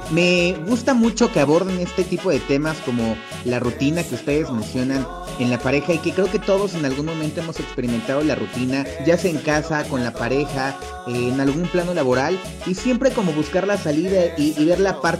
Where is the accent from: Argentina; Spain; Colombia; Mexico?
Mexico; Puebla; todos aquellos lugares que como poblanos nos gusta visitar y que también invitamos a todos aquellos que nos escuchan fuera de Puebla